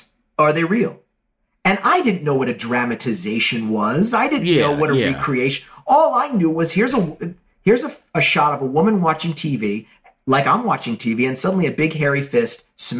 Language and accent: English; Beverly Hills, California, United States; also born or lived in Santa Monica; I grew up in Beverly Hills, and the house my mother bought was this post-war ranch-style home with plate glass walls, not just windows.